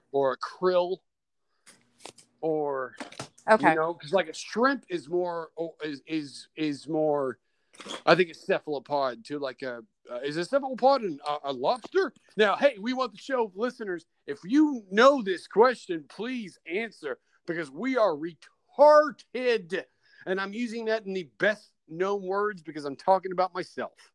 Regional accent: Kentucky, United States; now in Chicago, United States; I am from I am from uh, Kentucky

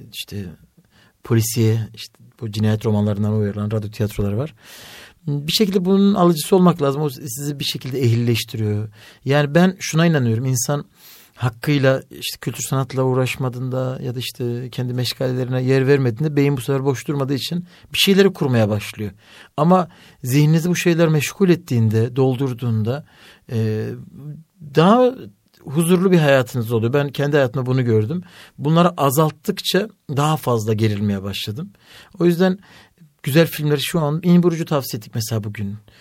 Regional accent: Elazığ, Elazığ Province, Turkey; ben Elazığlıyım eşim Bartınlı.

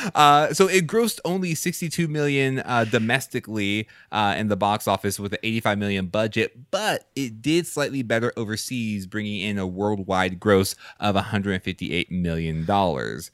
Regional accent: Texas, United States; I grew up in Texas

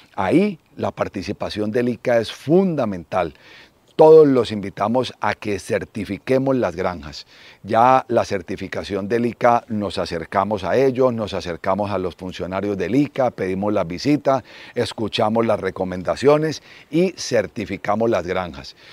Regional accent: Cali, Valle del Cauca, Colombia; also born or lived in Manizales; soy caleño, eh, estudié en el Colegio Bermans en Cali

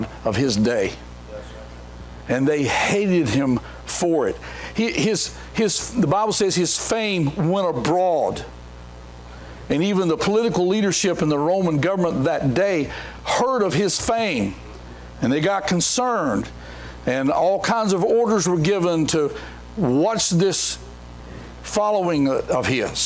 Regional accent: Mount Pleasant, North Carolina, United States; I'm from Mount Pleasant, North Carolina

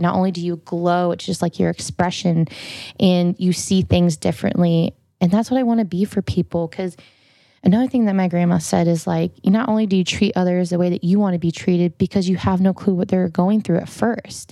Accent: Farmington, Iowa, United States; we were out in the middle of nowhere because I'm from Farmington, Iowa.

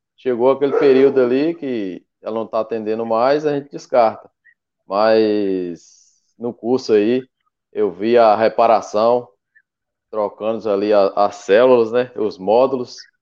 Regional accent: Mucuri, Bahia, Brazil; sou do extremo sul da Bahia, aqui na cidade de Mucuri, Bahia.

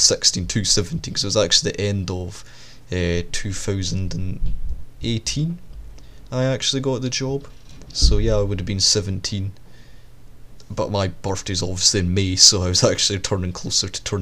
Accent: Scotland, United Kingdom; the distance between my hometown and a big city, because that's what it is. This town is basically just a midpoint for all the cities.

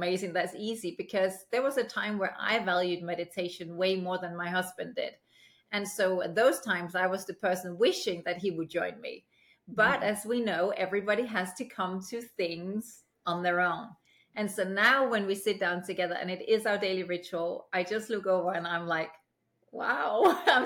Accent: Aalborg, North Denmark Region, Denmark; also born or lived in United Kingdom; now in Los Angeles, United States; growing up in Denmark, especially in a small city like Aalborg

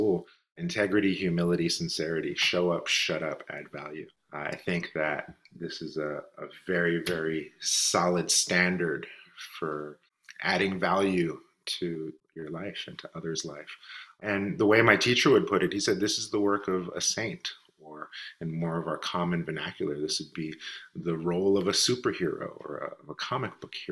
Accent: Richmond, California, United States; I'm born and raised in Richmond, California

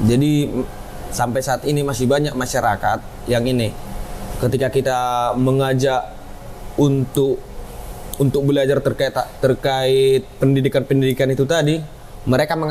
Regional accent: North Sumatra, Indonesia; karena bagi kami orang Batak itu wilayah adat, wilayah adat itu merupakan identitasnya.

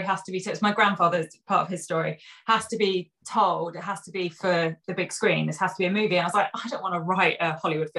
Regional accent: Sussex, South East England, United Kingdom; I grew up in Sussex.

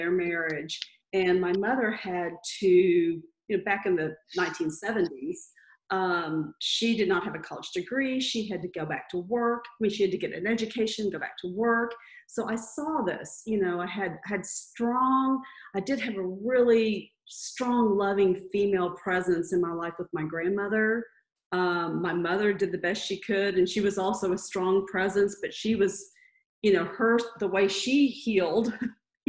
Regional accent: Texas, United States; moved away as an adult; now in Louisville, United States; I grew up in Texas, you know, the Southern Baptist, good girl

